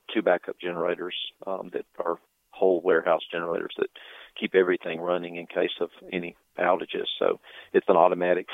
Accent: Atlanta, Georgia, United States; I'm from Atlanta

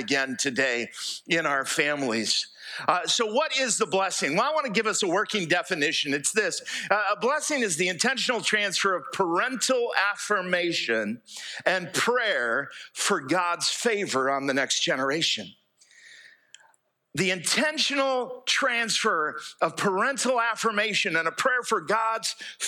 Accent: United States; moved away as an adult; now in Fairhope, Alabama, United States; I grew up here in East Jackson County

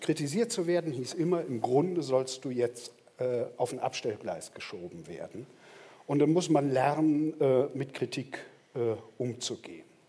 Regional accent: GDR, East Germany, Germany; now in Berlin, Germany; Ich bin in der DDR geboren, ich bin dort aufgewachsen

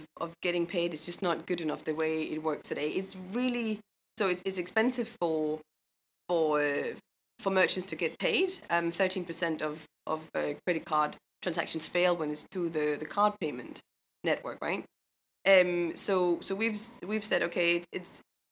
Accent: Denmark; moved away as an adult; also born or lived in Los Angeles, United States; now in London, United Kingdom; I'm from Denmark originally, but moved down to London after the MBA

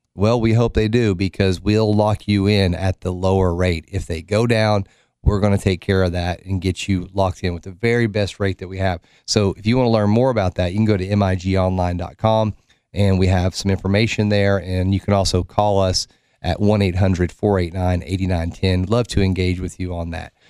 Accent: Oak Ridge, Tennessee, United States; I grew up in Oak Ridge

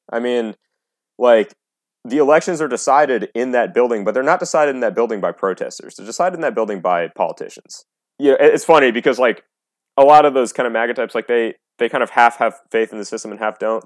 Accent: United States; as an American

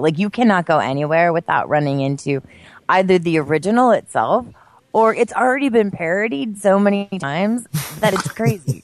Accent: Pennsylvania, United States; moved away; in my home state of Pennsylvania, in the area in which I grew up, which I've told you is the boonies

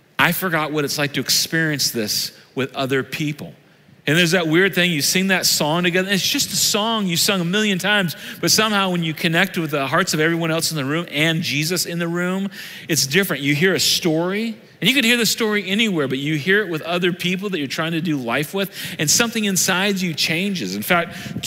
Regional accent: Southern Illinois, United States; I'm from Southern Illinois. Everybody was you all where I grew up

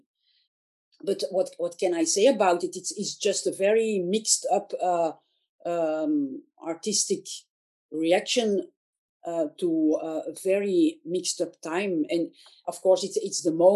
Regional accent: Antwerp, Flanders, Belgium; I'm from Antwerp

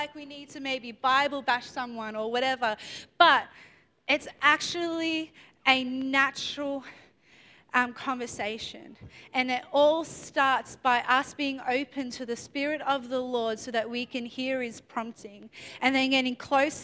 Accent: Melbourne, Victoria, Australia; I'm from Melbourne

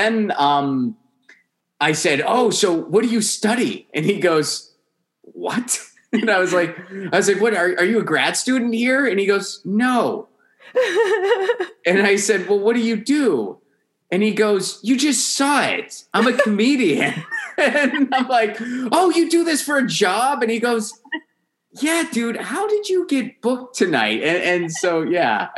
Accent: Rust Belt, United States; they're from the Rust Belt, like you and I both are

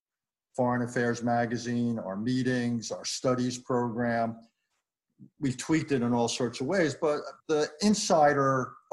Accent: New York, United States; I grew up in New York. I was born in 51, so I came of age amidst the Vietnam debate.

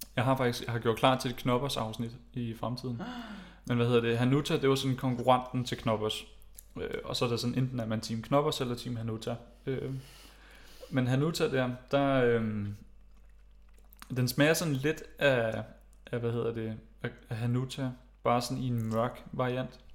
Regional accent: Greve, Zealand, Denmark; jeg er vokset op i Greve

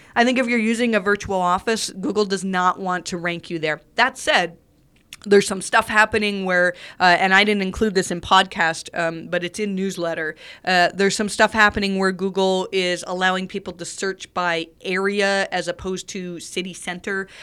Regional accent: Canada; I'm Canadian

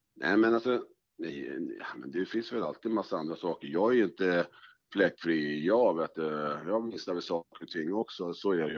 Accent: Stockholm, Stockholm County, Sweden; also born or lived in Norsborg; jag är uppvuxen i Fruängen

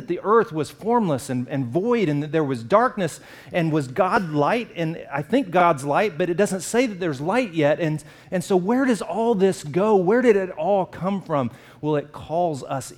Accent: the South, United States; I'm from the South, and so in where I live

